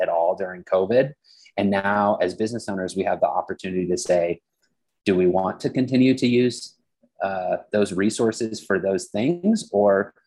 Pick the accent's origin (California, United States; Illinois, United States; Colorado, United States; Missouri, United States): Colorado, United States; Western Slope; I grew up on the Western Slope